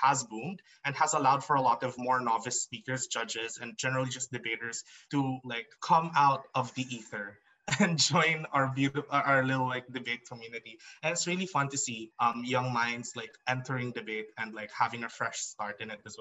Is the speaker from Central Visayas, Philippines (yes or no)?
no; Iloilo City, Western Visayas, Philippines; now in Mindanao, Philippines; I was born in Iloilo. So I grew up in the Visayas circuit